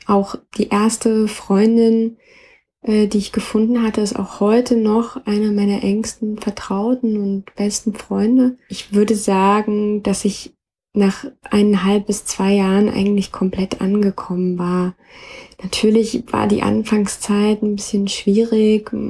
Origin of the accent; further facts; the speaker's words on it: Bavaria, Germany; moved away as an adult; also born or lived in Leipzig / New York / Berlin; 15 Jahre meine Kindheit und Jugend in Bayern